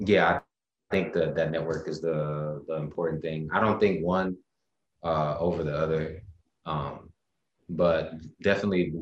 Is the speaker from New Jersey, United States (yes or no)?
no; Little Rock, Arkansas, United States; now in Durham, United States; I'm from Little Rock, Arkansas, but I currently live in Durham, North Carolina